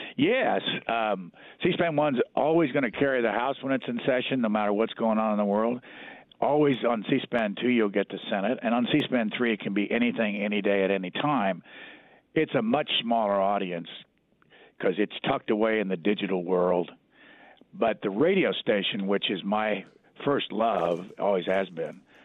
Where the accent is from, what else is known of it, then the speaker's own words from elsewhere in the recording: Lafayette, Indiana, United States; moved away as an adult; I grew up in Lafayette, Indiana.